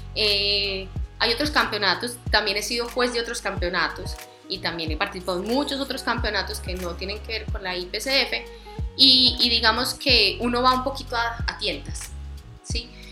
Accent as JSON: {"language": "Spanish", "town": "Medellín", "region": "Antioquia", "country": "Colombia", "moved": "yes", "lives_now": "Villavicencio, Colombia", "said": "Medellín, Antioquia."}